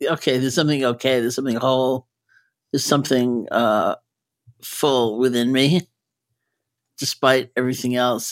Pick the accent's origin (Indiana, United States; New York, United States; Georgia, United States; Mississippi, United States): New York, United States; I'm a New Yorker, so even though I don't live in California